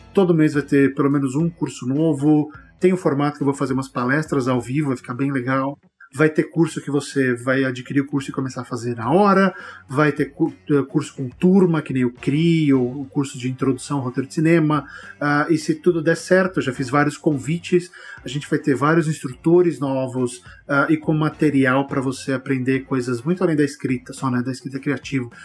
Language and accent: Portuguese; Barbacena, Minas Gerais, Brazil; Quando eu era criança pequena lá em Barbacena